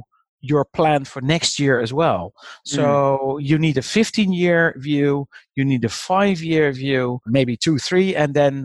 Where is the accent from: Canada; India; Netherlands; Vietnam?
Netherlands; I'm from the Netherlands